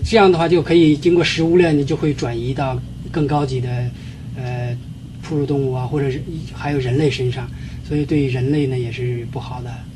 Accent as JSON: {"language": "Chinese", "country": "China", "moved": "as an adult", "lives_now": "United States", "said": "我是来自中国大陆毕业于中国科学院，来美国有十多年了"}